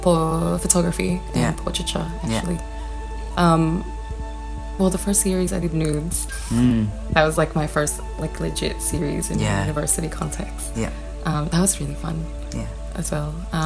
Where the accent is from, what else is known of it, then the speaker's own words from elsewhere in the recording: Philippines; born there; I'm a trans, queer, non-binary Philippines artist. I was born in the Philippines, at Benejero, Palangabataan.